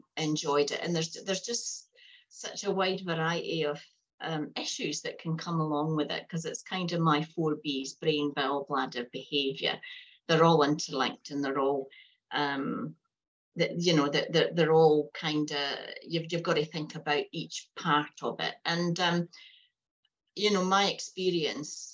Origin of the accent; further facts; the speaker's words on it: Fife, Scotland, United Kingdom; moved away as an adult; now in Hastings, New Zealand; I'm not a New Zealander. I've come out from Fife in Scotland